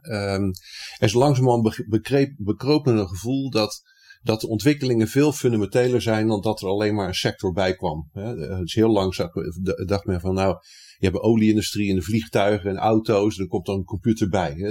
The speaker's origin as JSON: {"language": "Dutch", "town": "Rotterdam", "region": "South Holland", "country": "Netherlands", "tie": "born or raised there", "said": "ik ben Rotterdammer."}